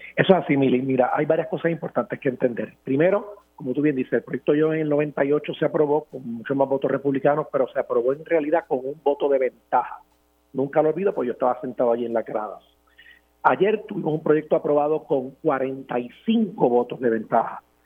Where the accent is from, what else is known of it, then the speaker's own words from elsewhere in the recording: Puerto Rico; nosotros por vivir en la isla